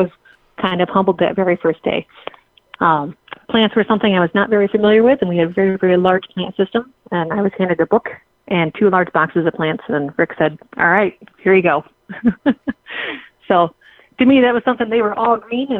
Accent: Lansing, Michigan, United States; moved away; Proust Pets is a store that I grew up with in Lansing, Michigan

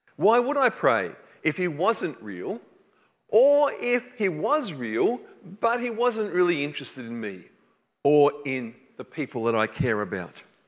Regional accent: New South Wales, Australia; I grew up in New South Wales

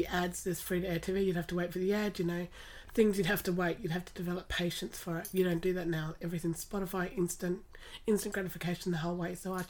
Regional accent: Latrobe, Tasmania, Australia; La Trobe Primary, La Trobe High, then Tas Unis and then Monash and Deakin Unis.

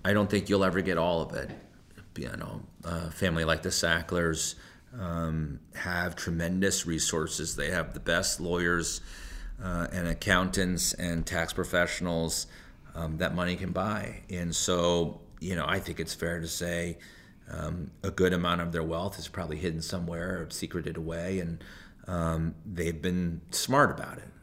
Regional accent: Hartford, Connecticut, United States; I was born and raised in the Hartford area

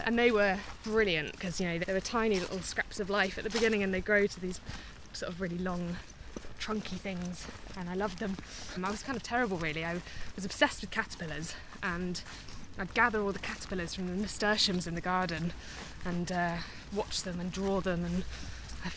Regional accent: Milverton, South West England, United Kingdom; also born or lived in Taunton; I was born in Taunton, in a hospital in Taunton, and then grew up in a little village called Milverton

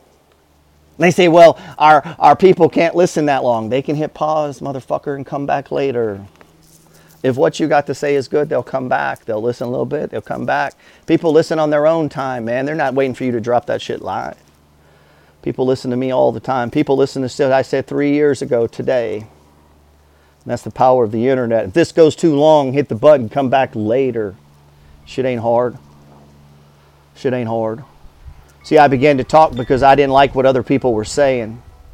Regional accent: Alaska, United States; I grew up in Alaska.

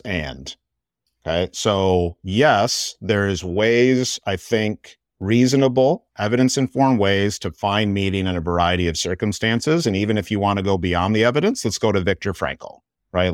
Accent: Michigan, United States; I'm born and raised in Michigan

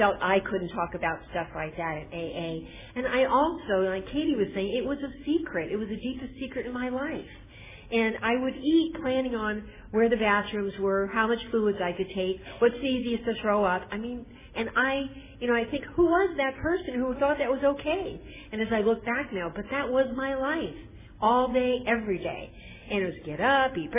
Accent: Northern California, United States; I'm from Northern California

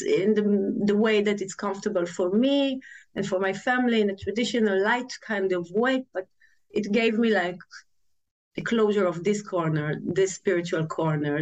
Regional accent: Tel Aviv, Tel Aviv District, Israel; I was born in Tel Aviv and raised in a big family, a traditional Jewish family

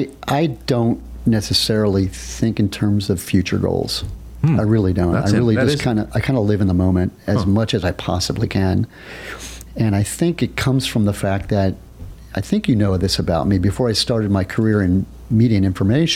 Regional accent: New York, United States; I see her regularly because as a New Yorker, I have to get back to Mecca.

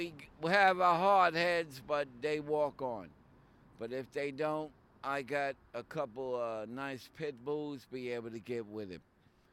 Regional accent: New York, United States; moved away; I'm Italian and Puerto Rican, born and raised in New York. I'm not from California, God forbid. Because back then in the 70s, by the way, I'm 63

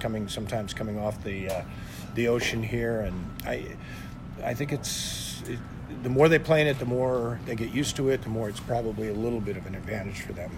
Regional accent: San Francisco Bay Area, California, United States; moved away as an adult; now in Santa Barbara, United States; you and I grew up in the San Francisco Bay Area

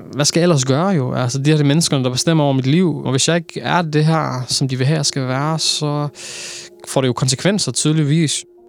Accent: Aarhus, Central Denmark Region, Denmark; Jeg er født og opvokset i Aarhus, Torshøj, Skråstrej, Gellerup Parken, der er født og opvokset, boet det meste af mit liv.

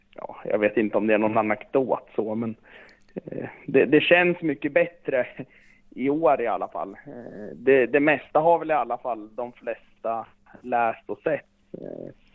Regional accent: Östersund, Jämtland, Sweden; moved away; Jag är ju jämte och jag är från Östersund eh, ursprungligen.

